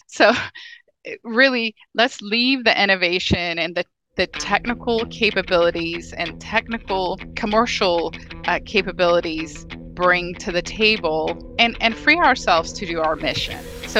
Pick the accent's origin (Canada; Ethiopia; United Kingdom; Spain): Ethiopia; now in United States; I'm an immigrant from Ethiopia. You know, I've been here for a very long time, but I don't take the freedom we have in this country for granted.